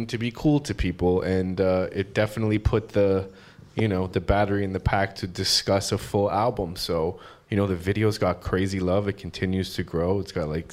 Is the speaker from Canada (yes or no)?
yes; Canada; now in United States; I'm an immigrant, I'm Canadian in America